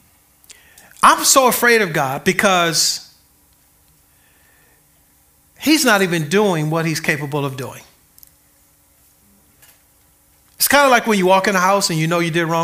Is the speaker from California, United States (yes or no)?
yes; Compton, California, United States; I grew up in Compton